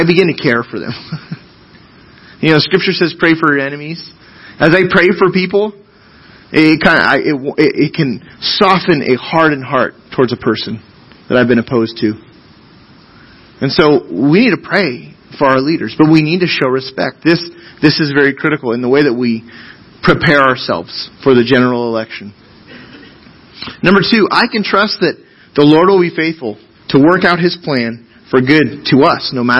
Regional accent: United States; American citizens

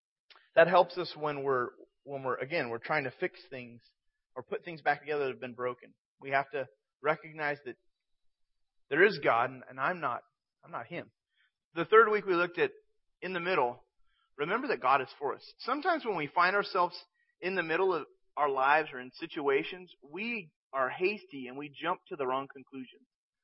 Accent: San Jose, California, United States; born there; But I was born in San Jose, Northern California, and my parents were a part of a church called Foxworthy Baptist Church. And I was there in this church until I was age 4, and then my family moved away to another city.

